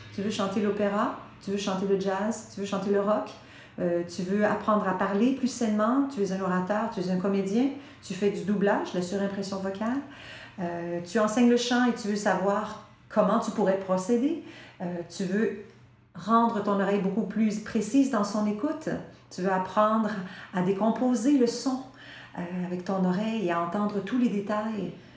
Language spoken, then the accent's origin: French; Quebec, Canada; On baigne dans l'anglais au Québec. Hein, on est saturé, on est entouré euh, du reste du Canada